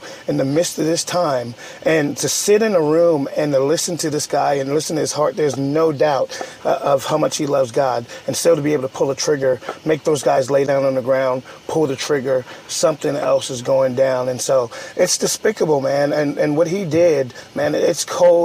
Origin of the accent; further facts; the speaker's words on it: Charleston, South Carolina, United States; We're from Charleston, South Carolina